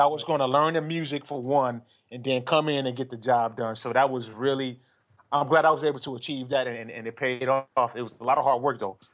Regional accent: Michigan, United States; I grew up in Michigan

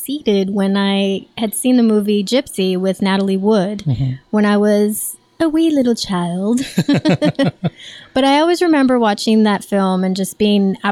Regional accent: Southern California, United States; also born or lived in New York; I'm originally from California, Southern California

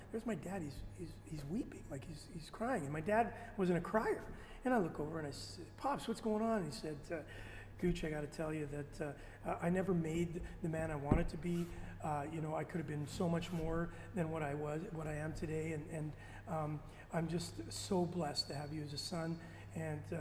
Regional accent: Winnipeg, Manitoba, Canada; moved away; also born or lived in Toronto; I'm from Winnipeg

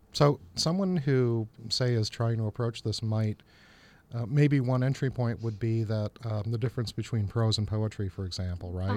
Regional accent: Chicago, Illinois, United States; I grew up in Chicago

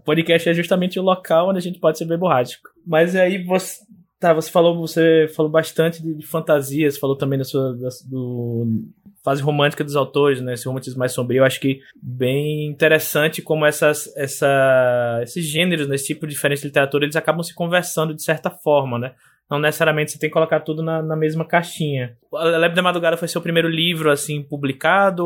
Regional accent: Aracaju, Sergipe, Brazil; no meu, no meu estado natal, em Sergipe, na cidade de Aracaju

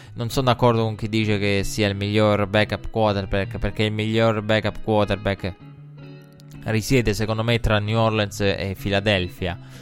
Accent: Italy

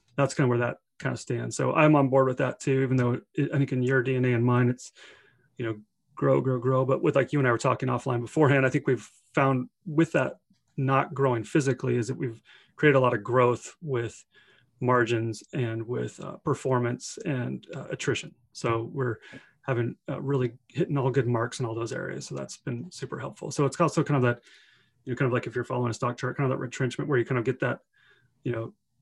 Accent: Redmond, Washington, United States; we went back to Redmond, which is my hometown

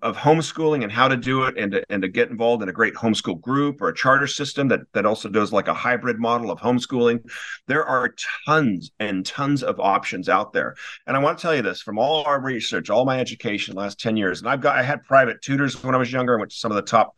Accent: Newport Beach, California, United States; moved away as an adult; also born or lived in Wellesley, Massachusetts; I grew up in Newport Beach, California. I had a wonderful school, had a wonderful elementary school

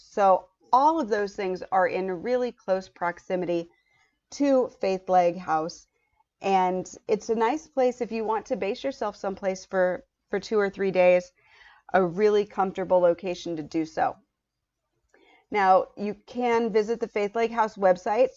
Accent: United States; as an American

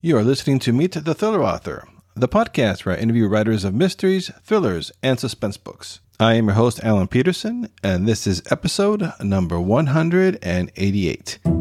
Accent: Costa Rica; my home country of Costa Rica

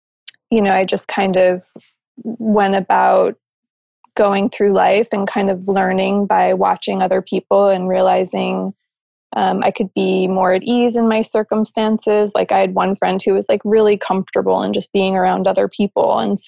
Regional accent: New Jersey, United States; moved away as an adult; also born or lived in Arizona; I was probably about 20, and I moved out west with my friends. So I moved from New Jersey to Arizona, which was a pretty big difference.

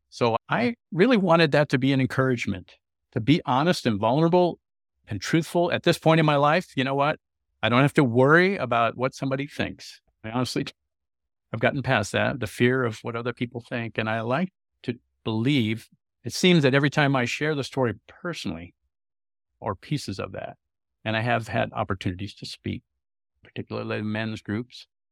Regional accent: California, United States; I had traveled as a youth growing up in California

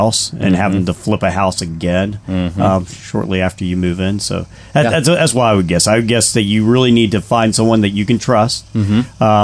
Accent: Northern Virginia, United States; moved away as an adult; now in Nashville, United States; I'm from Northern Virginia

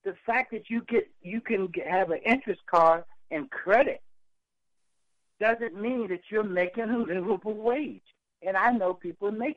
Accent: Yorktown, Virginia, United States; I grew up right in Yorktown, Virginia

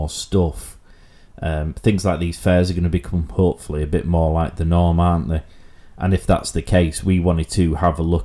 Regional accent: Yorkshire and the Humber, United Kingdom; Being from Yorkshire

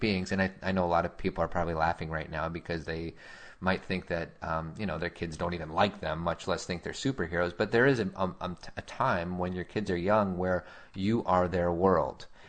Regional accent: Chicago, Illinois, United States; as a kid growing up in Chicago

